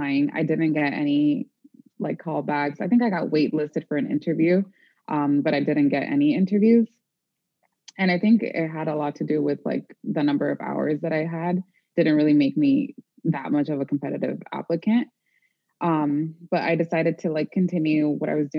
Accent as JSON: {"language": "English", "region": "California", "country": "United States", "moved": "as an adult", "said": "I'm originally from California"}